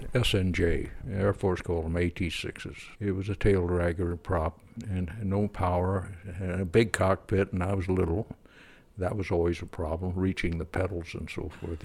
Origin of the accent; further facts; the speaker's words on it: Pennsylvania, United States; also born or lived in Kansas; now in Fairfield, United States; Started out in Kansas when I was just a little kid on the, little Kansas town, and then we moved back to Pennsylvania